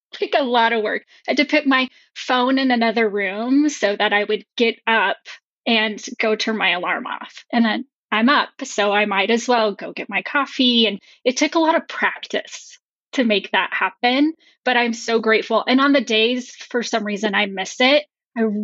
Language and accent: English; New Mexico, United States; now in Colorado, United States; I grew up in New Mexico and now I live in Colorado with my husband